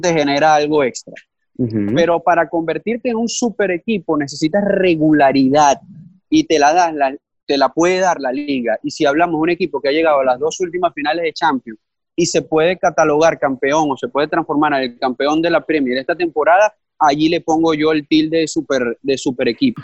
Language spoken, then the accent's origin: Spanish; Venezuela; vengo de Venezuela